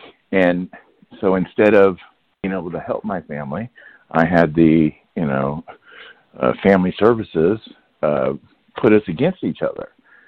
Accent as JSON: {"language": "English", "town": "Leavenworth", "region": "Kansas", "country": "United States", "tie": "born or raised there", "said": "So I leaned on my hometown, which is Leavenworth, Kansas. Fort Leavenworth is, you know, I was a military brat."}